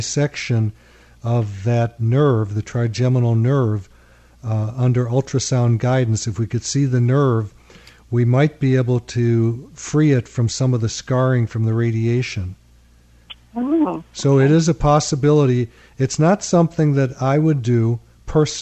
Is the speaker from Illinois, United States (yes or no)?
yes; Chicago, Illinois, United States; moved away; I come from Chicago, where he came from, and I was a lawyer